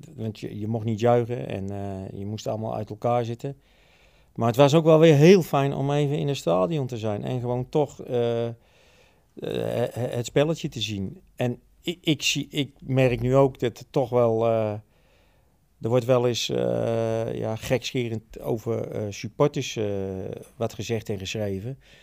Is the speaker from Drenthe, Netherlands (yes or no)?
no; Utrecht, Netherlands; Ik ben een geboren Utrechter en getogen.